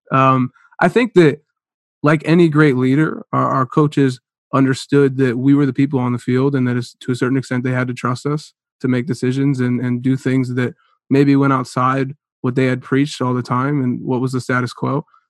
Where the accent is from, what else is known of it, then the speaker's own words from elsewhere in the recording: Cleveland, Ohio, United States; also born or lived in Concord, Ohio / Chardon, Ohio; I grew up in Cleveland, Ohio